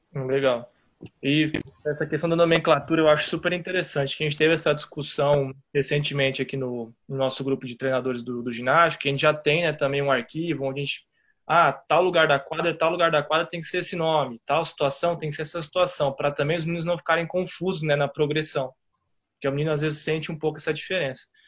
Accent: São Paulo, Brazil; now in Belo Horizonte, Brazil; Eu sou de São Paulo

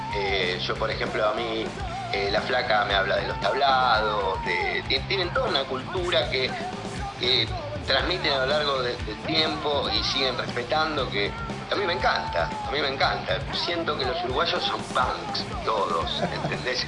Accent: Buenos Aires, Argentina; nosotros somos de la ciudad de Buenos Aires, eh, de Mataderos, del barrio de Mataderos

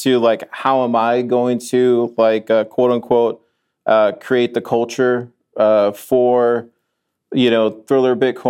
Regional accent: Austin, Texas, United States; I'm from Austin. Yeah. I know what's cool in Austin. I've lived in Austin most of my life.

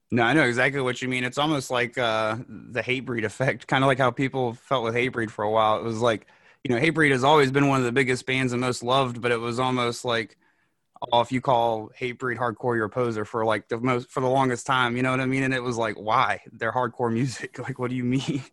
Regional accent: North Carolina, United States; I'm from North Carolina

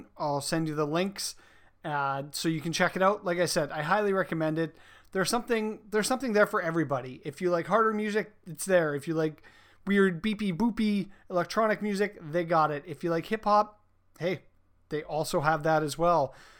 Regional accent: England, United Kingdom; I don't speak French. I am as English as it gets

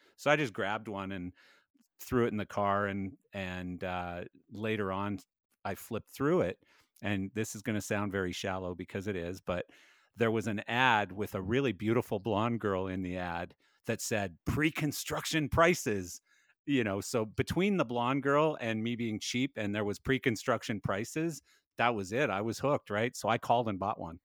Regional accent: Calgary, Alberta, Canada; now in Canmore, Canada; I came from Calgary and, and, uh, I wanted sort of another place, but I wanted it to be close to my home because I still have family here

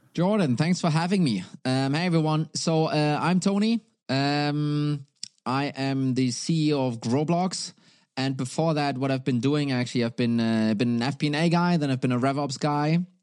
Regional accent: Germany; now in Denmark; I'm originally from Germany. I am sitting right now, though, in, uh, in Denmark

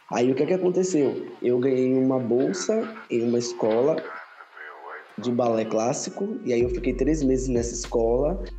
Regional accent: Rio de Janeiro, Brazil; Eu sou do Rio.

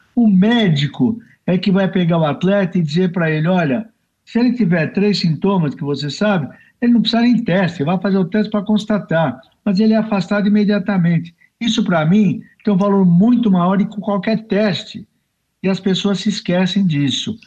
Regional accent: Brazil; nós somos brasileiros

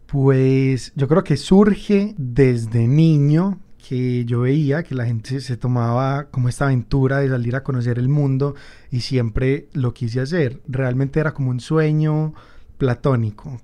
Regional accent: Medellín, Antioquia, Colombia; soy un fotógrafo de Medellín

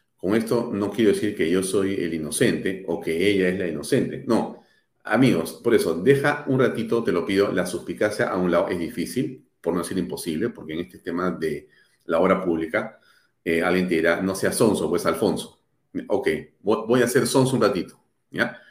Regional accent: Peru; also born or lived in Lima; yo como ciudadano peruano

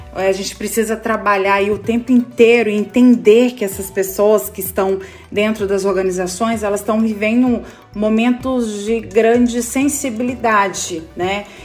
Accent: Goiás, Brazil; also born or lived in Natal; now in São Paulo, Brazil; eu sou goiana, né? Moro em São Paulo, mas eu sou de Goiás

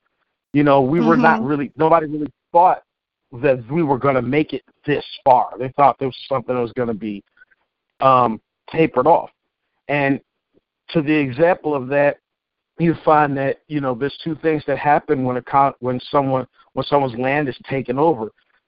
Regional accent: Cleveland, Ohio, United States; born there; Bitch, I was born in Cleveland. I know nothing about Mexico.

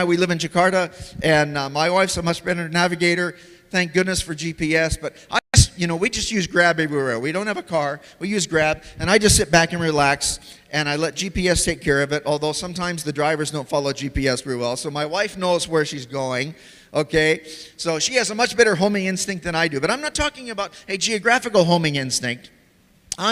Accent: United States; moved away; also born or lived in Tanzania; when I was growing up in America as a kid

